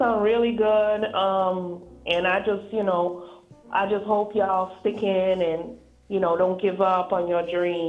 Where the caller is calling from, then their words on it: Atlanta, Georgia, United States; I'm calling from Atlanta, ATL.